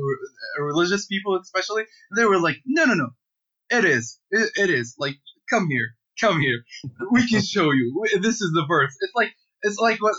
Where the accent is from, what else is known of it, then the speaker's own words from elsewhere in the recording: Benghazi, Cyrenaica, Libya; moved away as an adult; also born or lived in Canada; now in Toronto, Canada; I'm a Libyan activist. I'm from Benghazi, Libya